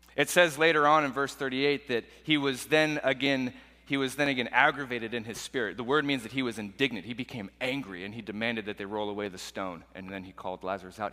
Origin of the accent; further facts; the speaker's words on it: Portland, Oregon, United States; growing up in Portland, Oregon